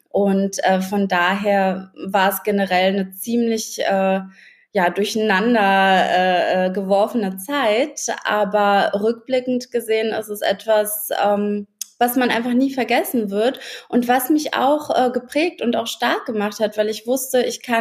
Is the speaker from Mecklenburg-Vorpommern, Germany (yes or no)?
no; Berlin, Germany; moved away as an adult; now in Brandenburg, Germany; Ich bin ja auch eine Berlinerin eigentlich.